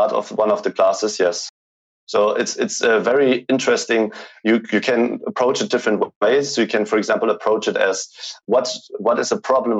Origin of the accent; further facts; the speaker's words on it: Germany; English is a second language; Growing up in Germany, I always was thinking that you can just make a company if it's like a multi-million dollar company.